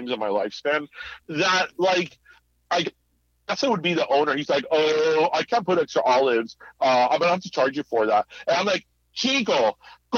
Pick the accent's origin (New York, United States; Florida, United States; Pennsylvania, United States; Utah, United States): Florida, United States; Miami; moved away as an adult; also born or lived in Midwest; when I was away from Miami